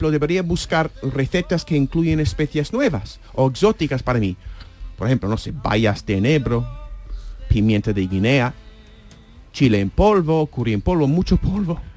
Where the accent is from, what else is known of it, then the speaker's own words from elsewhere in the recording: Seville, Andalusia, Spain; este cochinillo que he comido en la bodega de mi tierra en Sevilla